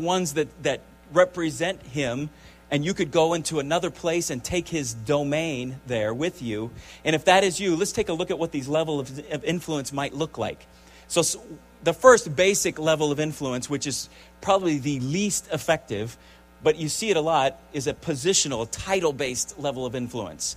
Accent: United States; as Americans

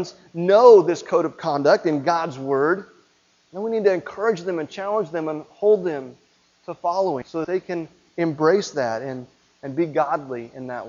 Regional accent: Midwest, United States; growing up in the Midwest

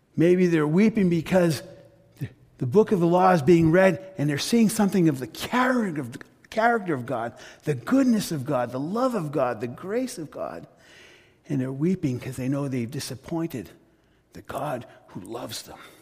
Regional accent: United States; I was raised in an immigrant family. Parents came to the U.S. from Greece.

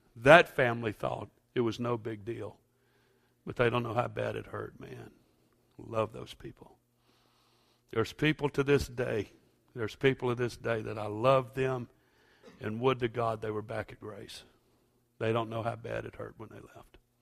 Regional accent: United States; I am an American.

